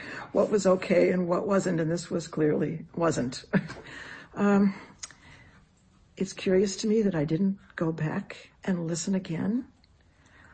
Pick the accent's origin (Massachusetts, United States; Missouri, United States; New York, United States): Massachusetts, United States; outside of Boston, New England; moved away; I grew up outside of Boston in a small New England town.